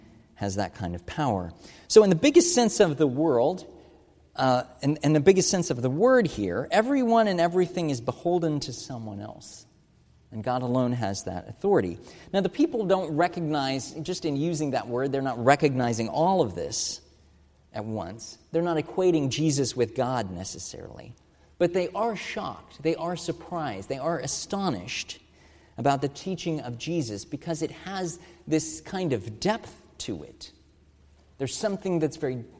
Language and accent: English; United States; As American Christians